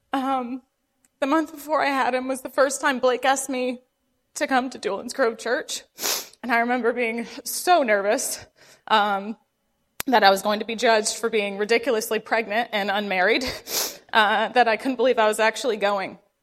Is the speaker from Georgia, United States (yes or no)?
no; Vermont, United States; I grew up in Vermont